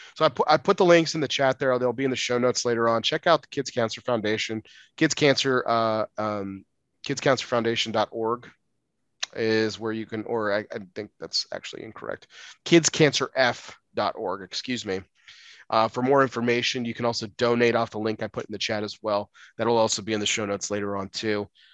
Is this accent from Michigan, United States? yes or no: no; Texas, United States; I grew up in Texas